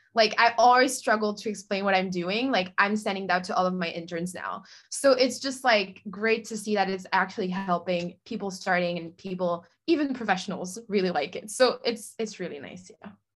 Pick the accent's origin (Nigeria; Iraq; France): France; now in Los Angeles, United States; I'm originally from France, France. Oh my God. Uh, but I'm currently living in LA.